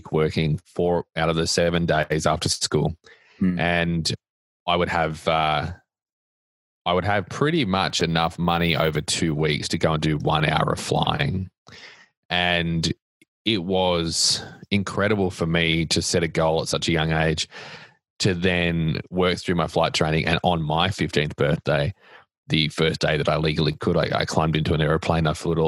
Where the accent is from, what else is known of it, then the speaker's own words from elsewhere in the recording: Australia; moved away; As you can tell from my accent, I am not from Nashville or Tennessee or the US. I grew up in a beach town in Australia